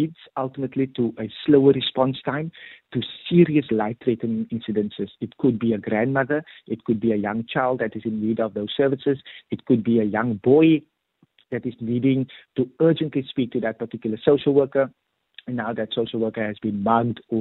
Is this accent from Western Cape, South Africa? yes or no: yes; Cape Town, Western Cape, South Africa; I grew up in Mitchell's Plain